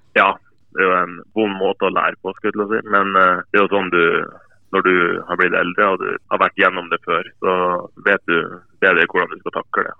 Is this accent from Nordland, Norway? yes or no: yes; Bjerka, Nordland, Norway; moved away; jeg ikke var fra Mo i Rana, men fra, men fra Bjerka